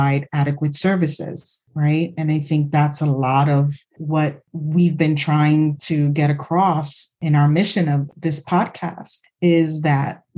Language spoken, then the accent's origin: English; New York City, New York, United States; I grew up in the Bronx, like literally the Bronx was burning at that time.